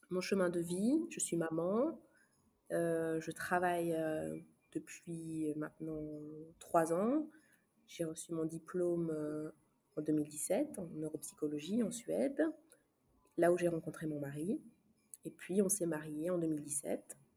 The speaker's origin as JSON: {"language": "French", "country": "Luxembourg", "tie": "born or raised there", "also_born_or_lived": "Congo", "said": "Euh, je suis luxembourgeoise, congolaise et française. Euh, je suis née au Congo. J'ai grandi au Luxembourg."}